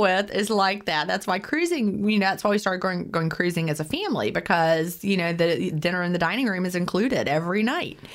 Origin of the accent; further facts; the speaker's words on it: Lynchburg, Virginia, United States; also born or lived in Augusta; my mom and my stepdad moved me up to Virginia, and we lived in the Lynchburg area, Bedford County